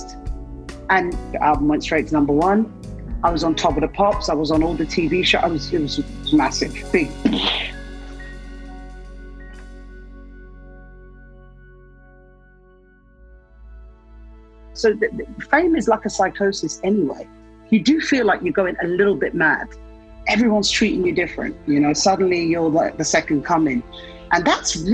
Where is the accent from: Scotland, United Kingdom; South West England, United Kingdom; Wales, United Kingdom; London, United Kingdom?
London, United Kingdom; I was born in London